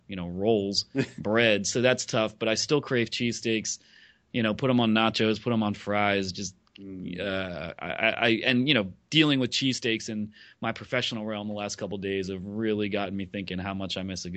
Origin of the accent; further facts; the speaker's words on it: Philadelphia, Pennsylvania, United States; moved away as an adult; also born or lived in Pittsburgh; now in New York City, United States; I grew up in the Philadelphia area, and I went to college in Pittsburgh